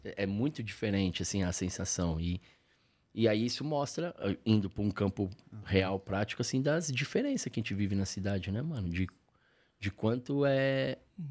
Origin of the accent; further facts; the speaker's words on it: São Paulo, Brazil; also born or lived in Lapa, São Paulo; eu nasci mas depois eu cresci no Ipiranga, onde eu cresci de fato